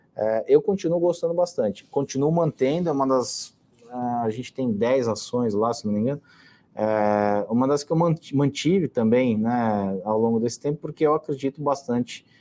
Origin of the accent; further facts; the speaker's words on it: São Paulo, Brazil; eu moro aqui em São Paulo já há bastante tempo. Na verdade, a minha vida toda eu sou, é, sou paulista e paulistano